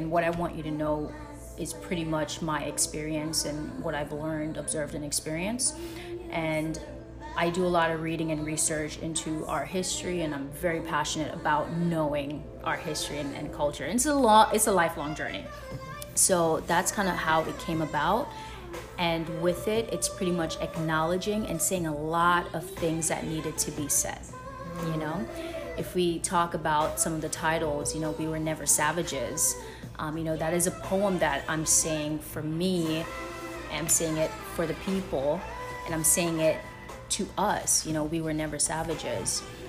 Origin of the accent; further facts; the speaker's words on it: Jamaica; moved away; when I came here from Jamaica, it was a really hard process in kind of being thrown into a history and a culture that I didn't know much about